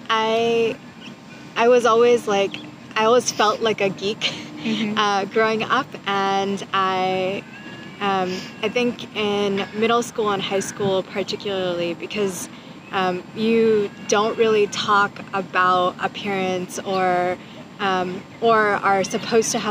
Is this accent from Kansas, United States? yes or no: no; California, United States; also born or lived in India; a cisgendered woman growing up in California, but having been born in India and immigrated here.